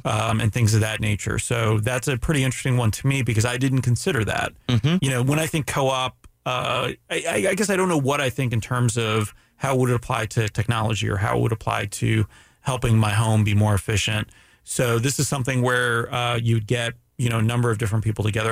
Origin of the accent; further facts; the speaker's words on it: Canada; I'm Canadian